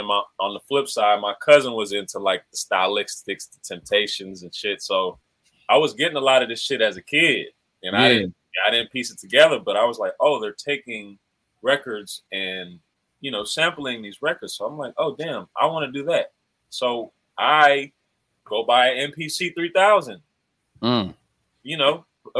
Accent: the South, United States; You know, I'm from the South, man. I'm Creole. My family from Louisiana.

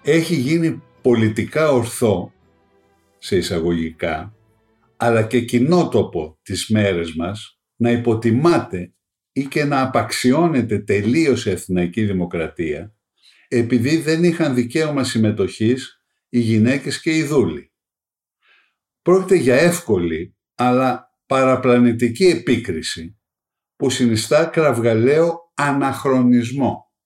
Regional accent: Greece; ως Έλληνες

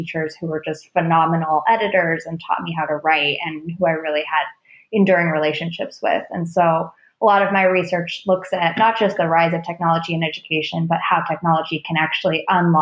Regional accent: Oakland, California, United States; moved away; I grew up in Oakland, California, before it was like edgy tech Silicon Valley Oakland back in the day

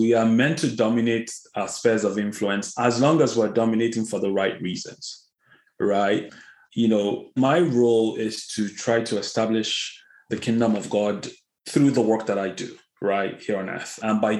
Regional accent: Kaduna, Kaduna State, Nigeria; And in parts of the country, not Lagos, you know, for instance, I grew up in Kaduna, so I always had a heart for that.

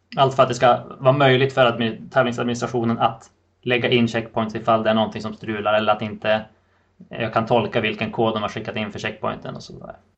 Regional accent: Sweden; moved away; i fjällen i min hemby där jag är uppvuxen

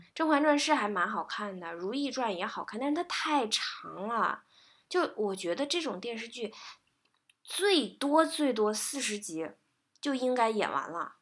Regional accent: China; 我们中国人

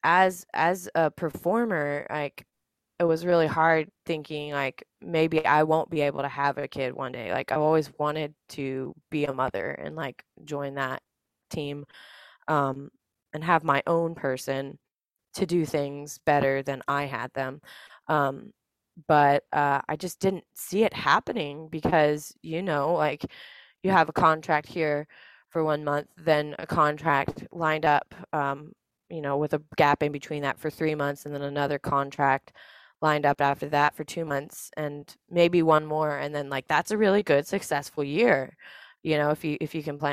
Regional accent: Dallas, Texas, United States; moved away as an adult; also born or lived in San Antonio, Texas; now in South Carolina, United States; I'm originally from Dallas, Texas

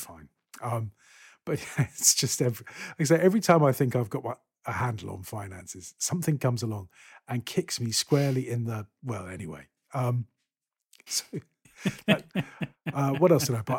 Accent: Scotland, United Kingdom; I am a Scot

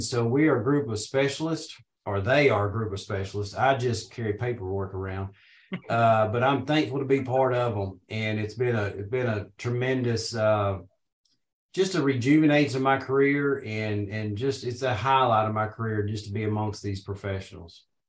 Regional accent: Paragould, Arkansas, United States; I'm from Northeast Arkansas originally. I was born and raised around Paragould

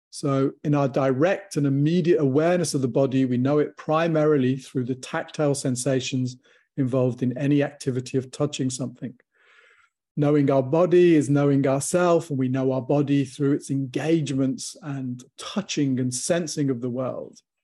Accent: Warwickshire, West Midlands, United Kingdom; I grew up in Warwickshire

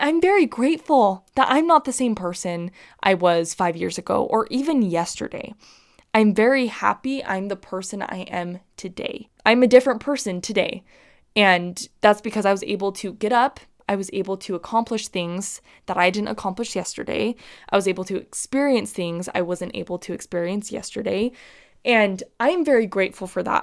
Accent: Utah, United States; growing up in Utah

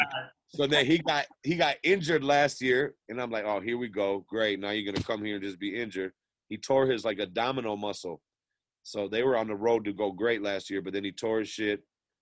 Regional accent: Minneapolis, Minnesota, United States; Minneapolis, my hometown, South Side.

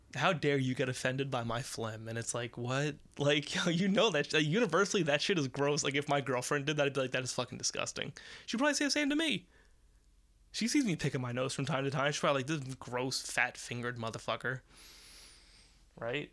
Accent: United States; We're American

